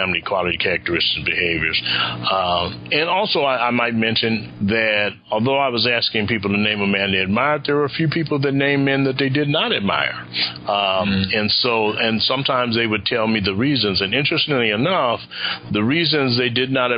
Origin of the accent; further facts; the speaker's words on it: Los Angeles, California, United States; I grew up in the Nicholson Garden Housing Projects in Los Angeles.